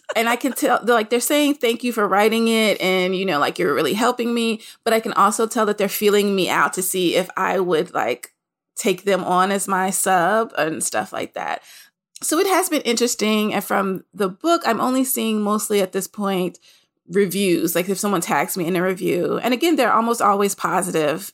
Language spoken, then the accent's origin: English; Nashville, Tennessee, United States; I'm from Nashville, Tennessee